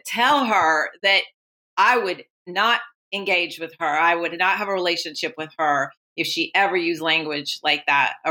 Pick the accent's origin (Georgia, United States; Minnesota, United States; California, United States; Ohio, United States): California, United States; Oakland; I was born in Oakland